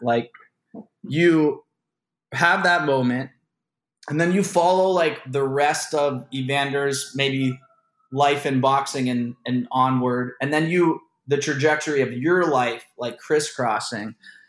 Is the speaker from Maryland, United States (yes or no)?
no; Brooklyn, New York, United States; I'm a Brooklyn girl.